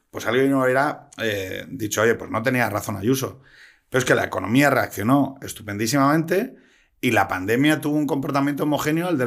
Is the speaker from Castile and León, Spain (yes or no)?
no; Asturias, Spain; Oye, Adrián, tío, yo soy de Asturias.